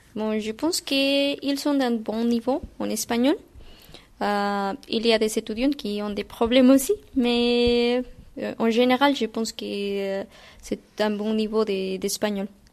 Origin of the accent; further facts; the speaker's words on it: Guatemala; French is a second language; moved away as an adult; now in France; je viens de Guatemala